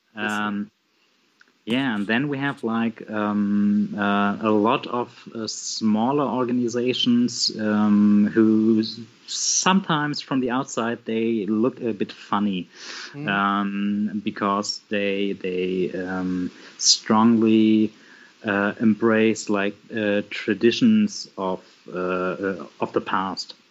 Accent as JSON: {"language": "English", "region": "Bremen", "country": "Germany", "second_language": "English", "said": "I am from Germany, from the yes. city of Bremen in the northwest of Germany."}